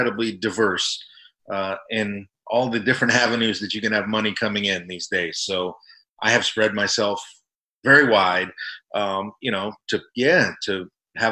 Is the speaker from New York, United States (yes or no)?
no; South Florida, United States; moved away; I grew up in Florida, in South Florida